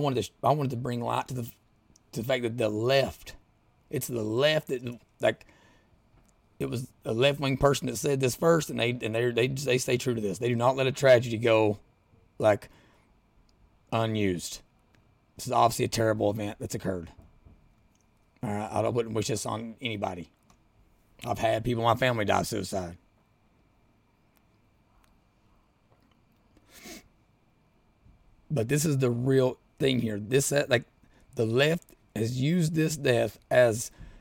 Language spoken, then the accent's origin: English; Southeastern Kentucky, United States; now in Louisville, United States; I'm from Southeastern Kentucky. Live in Louisville now.